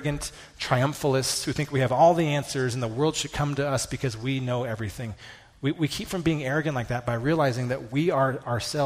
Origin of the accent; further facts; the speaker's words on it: United States; as American evangelicals